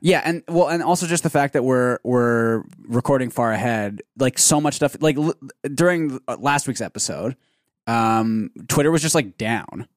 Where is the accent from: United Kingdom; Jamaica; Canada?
Canada